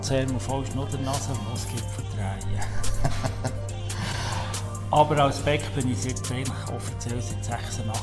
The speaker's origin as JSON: {"language": "German", "town": "Ostermundigen", "region": "Bern", "country": "Switzerland", "tie": "born or raised there", "said": "wie gesagt. Ich bin auch hier in Ostermundigen aufgewachsen."}